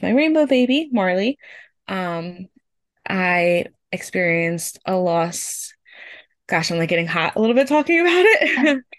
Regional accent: Pennsylvania, United States; I am from Pennsylvania in the United States.

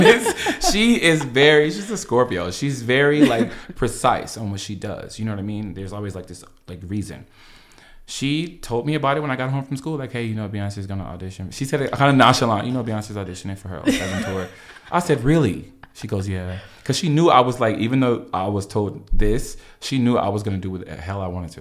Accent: Los Angeles, California, United States; me being an L A native

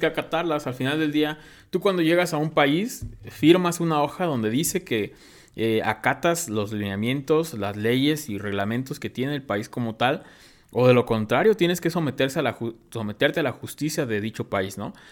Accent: Mexico; a nosotros mexicanos

